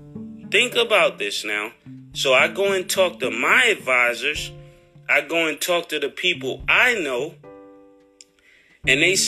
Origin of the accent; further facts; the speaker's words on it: New York City, New York, United States; I'm from Harlem